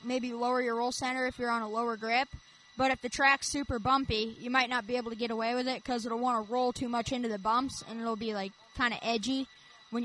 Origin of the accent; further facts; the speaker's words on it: Lewisburg, Tennessee, United States; I'm from Southern Tennessee, Lewisburg in particular